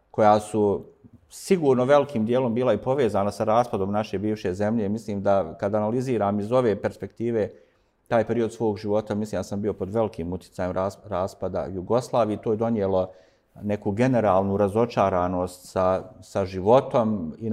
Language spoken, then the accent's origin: Croatian; Sarajevo, Federation of Bosnia and Herzegovina, Bosnia & Herzegovina; A rođen sam u Sarajevu, tu sam odrastao, ne u ovom dijelu grada, više u, u centru. I bio sam tu kroz gotovo sve vrijeme svoga, svoga života. Danas imam 52 godine